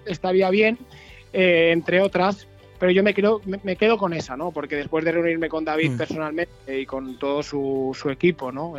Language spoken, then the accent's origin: Spanish; La Pobla de Vallbona, Valencian Community, Spain; moved away as an adult; also born or lived in Benidorm; now in La Nucía, Spain; Soy de Valencia, un pueblecito de la Pola de Baibona, pero me afinqué en la Nucía.